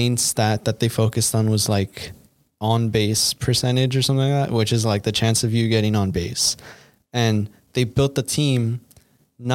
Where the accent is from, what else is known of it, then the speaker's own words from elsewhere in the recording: United States; We're American.